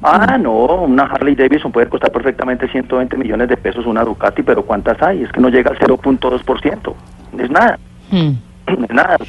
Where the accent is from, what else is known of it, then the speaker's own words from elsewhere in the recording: Villavicencio, Meta, Colombia; Yo soy de Villavicencio